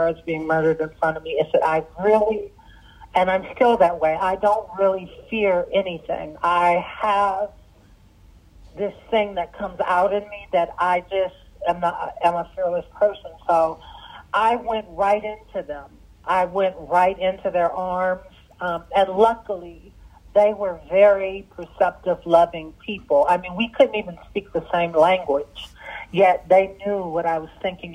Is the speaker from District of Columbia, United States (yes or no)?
yes; Washington, District of Columbia, United States; English is a second language; also born or lived in Sudan; it was Washington, D.C. where I grew up